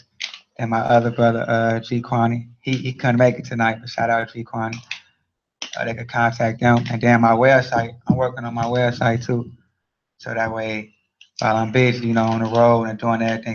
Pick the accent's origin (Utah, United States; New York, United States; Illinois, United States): Illinois, United States; Chicago; I'm from Chicago. I'm from the city.